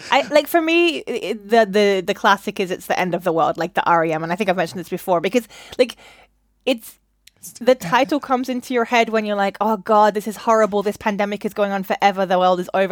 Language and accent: English; Australia; now in London, United Kingdom; I'm Australian